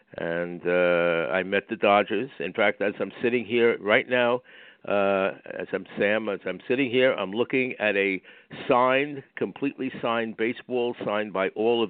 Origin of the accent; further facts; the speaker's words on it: Long Island, New York, United States; also born or lived in Brooklyn, New York / Queens, New York; So we found ourselves out in the sticks of Long Island when I was 3 years old. Where I stayed until I was 14. When I was 14, we moved to Queens